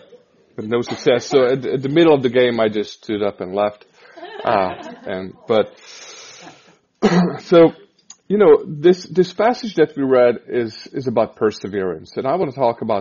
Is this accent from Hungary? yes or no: yes; Hungary; moved away as an adult; now in Kansas City, United States; We're Hungarians, so we're from Hungary. And 6 years ago, we moved to Kansas City